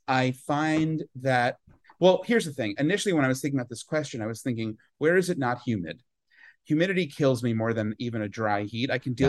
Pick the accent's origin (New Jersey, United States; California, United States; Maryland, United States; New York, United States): New York, United States; Long Island; I grew up on Long Island